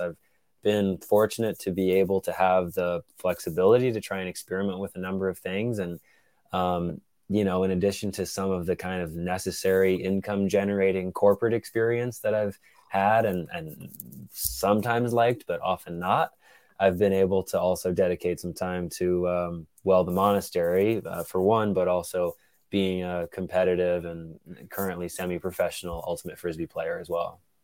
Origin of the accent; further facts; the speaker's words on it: Atlanta, Georgia, United States; moved away as an adult; now in Brooklyn, United States; I grew up in Atlanta, Georgia, spent eighteen years there